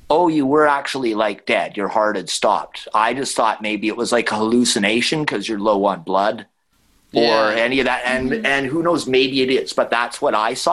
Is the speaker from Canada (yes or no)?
yes; Vancouver Island, British Columbia, Canada; But I grew up on Vancouver Island